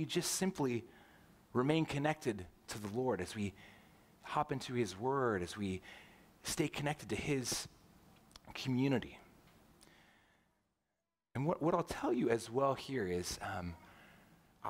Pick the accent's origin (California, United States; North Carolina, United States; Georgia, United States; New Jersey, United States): California, United States; Southern; moved away as an adult; also born or lived in St. Louis, Missouri; now in Roseville, United States; I grew up in Southern California